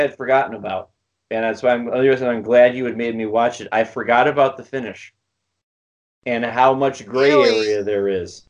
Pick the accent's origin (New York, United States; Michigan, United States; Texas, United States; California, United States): New York, United States; Buffalo; near my hometown of Buffalo.